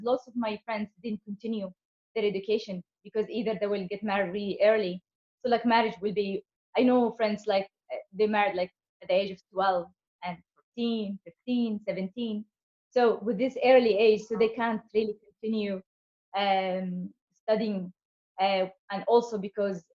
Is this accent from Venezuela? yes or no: no; Yemen; moved away; Growing up in Yemen